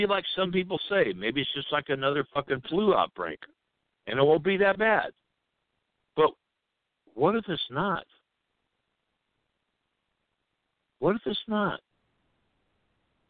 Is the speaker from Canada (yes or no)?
no; United States; I'm American